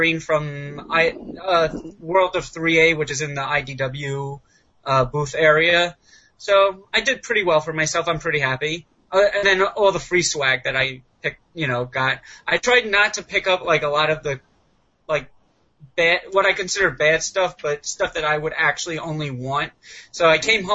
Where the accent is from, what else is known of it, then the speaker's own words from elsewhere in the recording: New York, United States; I'm from New York also